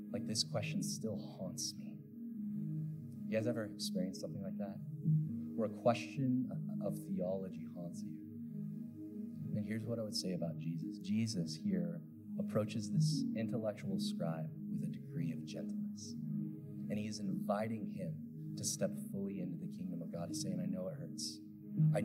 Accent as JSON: {"language": "English", "region": "Pacific Northwest", "country": "United States", "tie": "born or raised there", "said": "I grew up in the Pacific Northwest"}